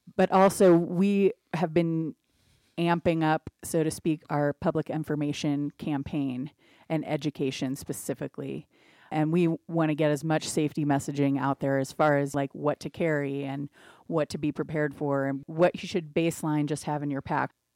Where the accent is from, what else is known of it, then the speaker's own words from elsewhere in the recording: Cincinnati, Ohio, United States; now in Wet Mountain Valley, Colorado, United States; I grew up in Cincinnati, Ohio